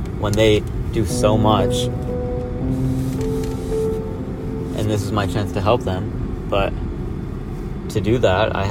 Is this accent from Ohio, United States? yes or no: no; Midland, Michigan, United States; my hometown